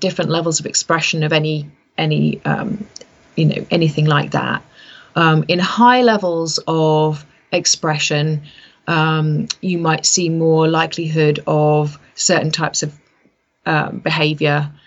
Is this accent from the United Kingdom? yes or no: yes; United Kingdom; so I'm British, I came from that background